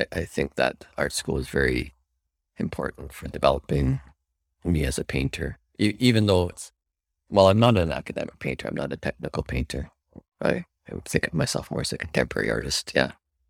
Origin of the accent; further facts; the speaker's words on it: Calgary, Alberta, Canada; Calgary. And I went to Alberta College of Arts, where I went and did the 4-year program there.